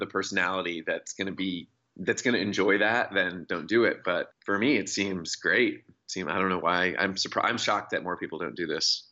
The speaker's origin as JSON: {"language": "English", "town": "Seattle", "region": "Washington", "country": "United States", "tie": "born or raised there", "lives_now": "Olympia, United States", "said": "I grew up in Seattle, and I currently live in Olympia, the state capital, about an hour south of there."}